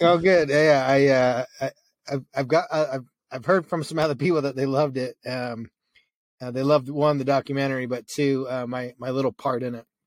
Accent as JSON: {"language": "English", "country": "Canada", "tie": "born or raised there", "said": "I grew up in Canada and it's freezing cold."}